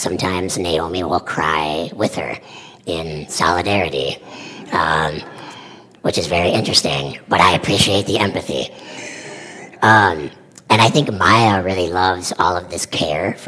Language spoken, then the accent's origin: English; Mankato, Minnesota, United States; now in Roseville, United States; I am a Minnesota native. I was born in Minneapolis. I grew up in Mankato.